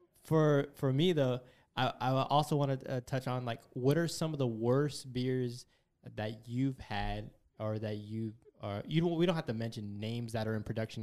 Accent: Fresno, California, United States; moved away as an adult; now in Bay Area, United States; I'm from Fresno, I'm from a small country town, and back home we drank Coors, Fireball, and Bud Light

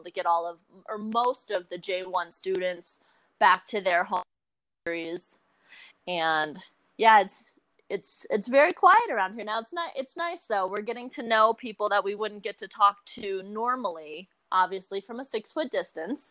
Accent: Gaylord, Michigan, United States; moved away as an adult; I grew up in Northern Michigan in a town called Gaylord

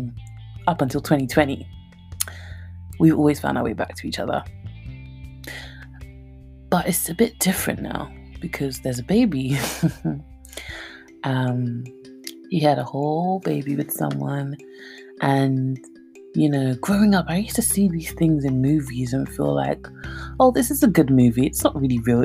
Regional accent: London, United Kingdom; accent: Cockney; my Cockney accent

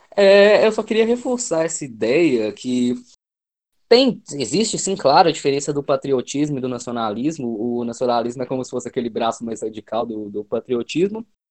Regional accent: Minas Gerais, Brazil; eu sou mineiro, eu tenho sigo essa cultura de Minas Gerais

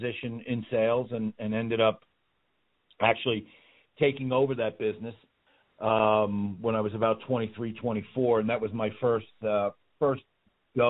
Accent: Yonkers, New York, United States; also born or lived in Hawaii; now in South Florida, United States; I was in New York. I grew up in was born in a place called Yonkers

